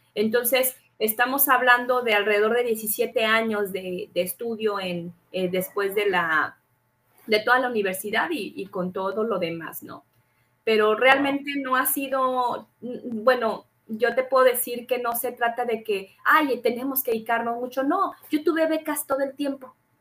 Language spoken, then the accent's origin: Spanish; Durango, Mexico; also born or lived in Mexico City; tuvimos que mudarnos precisamente de la Ciudad de México a Durango